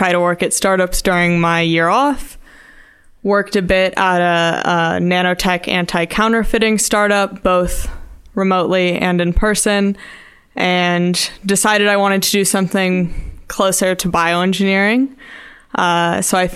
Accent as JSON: {"language": "English", "town": "Austin", "region": "Texas", "country": "United States", "tie": "born or raised there", "moved": "yes", "said": "I grew up in Austin, Texas"}